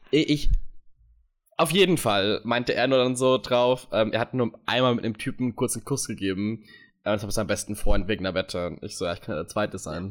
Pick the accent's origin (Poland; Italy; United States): United States; moved away; bin aus den USA